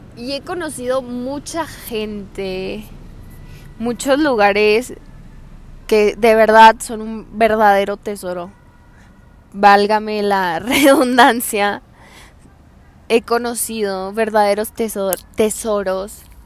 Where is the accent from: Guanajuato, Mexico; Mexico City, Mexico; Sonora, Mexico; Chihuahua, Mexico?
Chihuahua, Mexico; Hidalgo del Parral; moved away as an adult; yo soy de Hidalgo del Parral, Chihuahua.